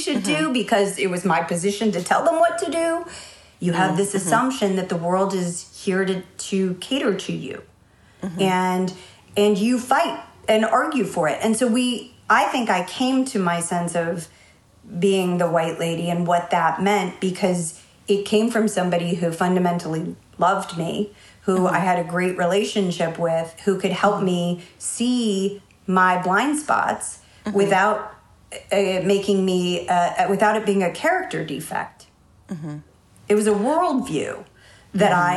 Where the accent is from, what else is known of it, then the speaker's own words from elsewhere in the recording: San Francisco, California, United States; moved away; I grew up in the Haight-Ashbury. And when I moved from the city to the suburbs